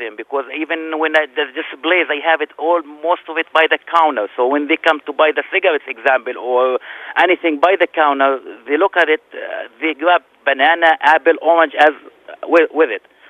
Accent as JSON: {"language": "English", "town": "Jerusalem", "country": "Palestine", "moved": "yes", "lives_now": "Minneapolis, United States", "said": "I am from Palestine."}